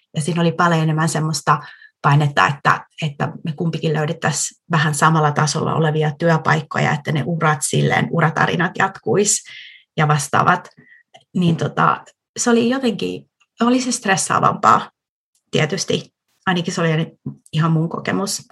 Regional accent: Tampere, Pirkanmaa, Finland; first language Finnish; moved away as an adult; also born or lived in London, United Kingdom; now in Vantaa, Finland; Mähän olen siis Tampereelta kotoisin

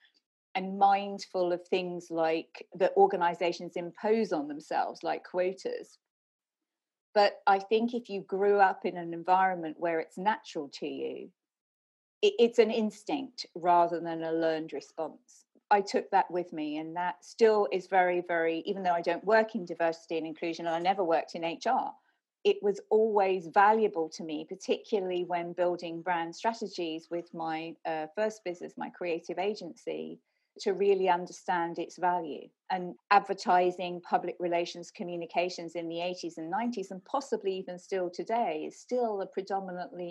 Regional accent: London, United Kingdom; I was born in Brixton in south of London

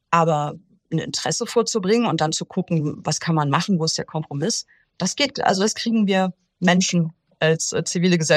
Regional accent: Rhineland, Germany; Selbst als Rheinländer und das will ja schon was heißen, oder?

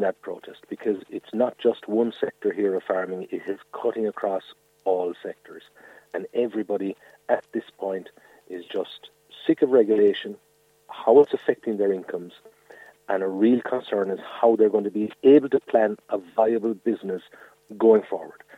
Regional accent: Mallow, Munster, Ireland; I'm from Dunamore, not far outside Mallow

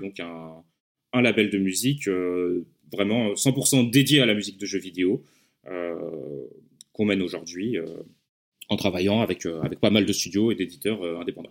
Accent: Lyon, Auvergne-Rhône-Alpes, France; je viens de Lyon

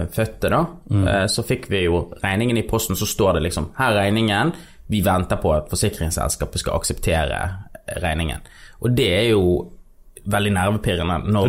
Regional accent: Norway; moved away as an adult; now in Los Angeles, United States; vi er norsk eh, og skandinavere

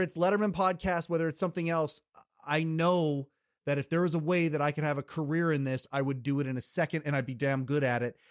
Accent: Kelowna, British Columbia, Canada; Born and raised in Western Canada, born, uh, I, I still live in the city that I was born in, it's called Kelowna, British Columbia

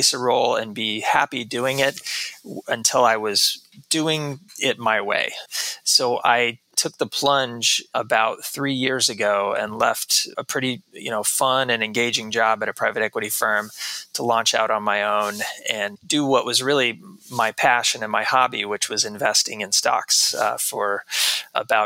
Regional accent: Texas, United States; moved away as an adult; also born or lived in New York City; I grew up in Texas most of my life.

